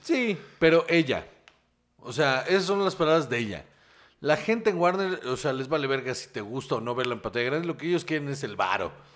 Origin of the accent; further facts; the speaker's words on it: Guaymas, Sonora, Mexico; now in Mexico City, Mexico; de donde yo soy, o sea, donde yo crecí, eh, un respeto a mi Guaymas Sonora